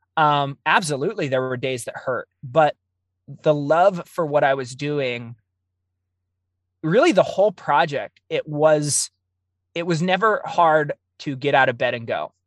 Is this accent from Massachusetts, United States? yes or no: no; Oregon, United States; I grew up in the Pacific Northwest. I'm, I'm Oregon born and raised.